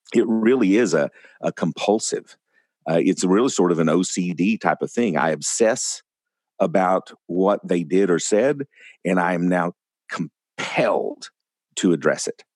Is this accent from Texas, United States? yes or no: yes; West Texas, United States; growing up in West Texas